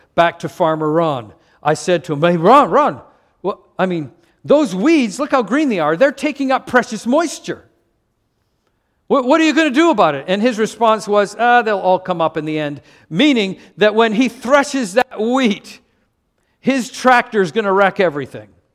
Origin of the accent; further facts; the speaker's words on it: Canada; moved away; I'm from Canada.